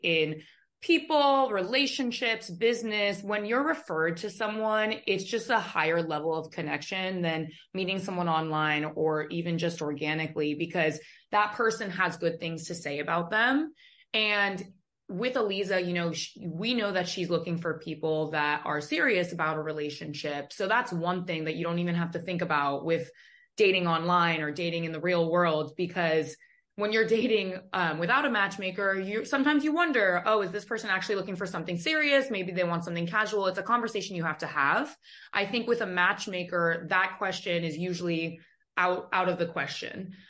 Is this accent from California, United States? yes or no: yes; Los Angeles, California, United States; now in Miami, United States; I grew up in Los Angeles